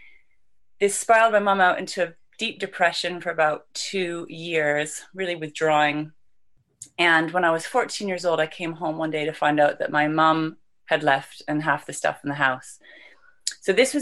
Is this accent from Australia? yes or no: no; Vancouver, British Columbia, Canada; now in London, United Kingdom; I was born and raised in Vancouver, Canada